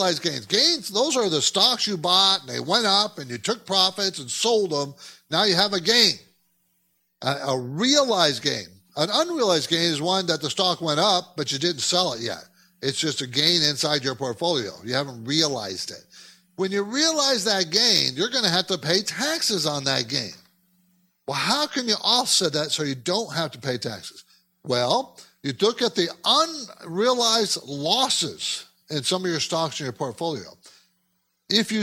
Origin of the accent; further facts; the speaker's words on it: California, United States; also born or lived in New York City; I was from California